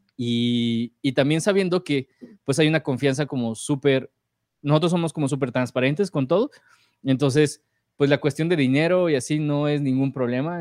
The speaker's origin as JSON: {"language": "Spanish", "region": "Morelos", "country": "Mexico", "tie": "born or raised there", "moved": "yes", "lives_now": "Mexico City, Mexico", "said": "a mi pueblo en Morelos, a visitar a mis papás"}